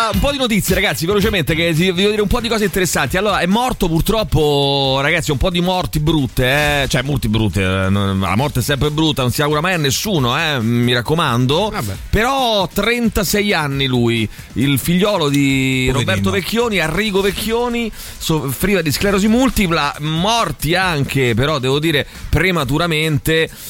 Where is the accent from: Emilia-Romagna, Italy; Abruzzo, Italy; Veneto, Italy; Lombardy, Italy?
Lombardy, Italy; Milan; sono di Milano purtroppo.